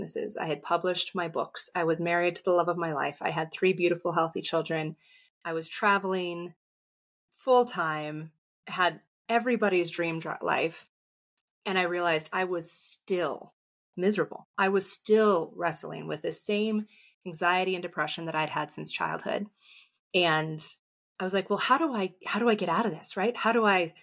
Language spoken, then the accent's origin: English; San Diego, California, United States; I grew up in San Diego